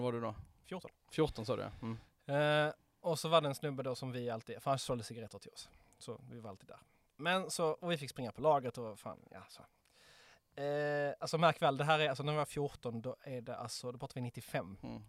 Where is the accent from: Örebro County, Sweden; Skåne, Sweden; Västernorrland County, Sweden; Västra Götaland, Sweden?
Skåne, Sweden; Ystad; i Ystad där jag växte upp